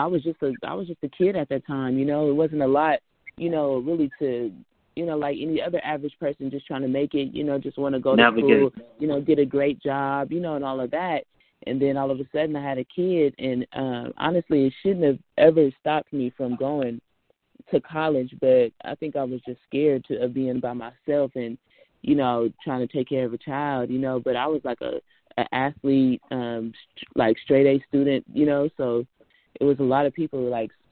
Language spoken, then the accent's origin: English; Richmond, California, United States; I'm from Richmond. Richmond, Rich City, California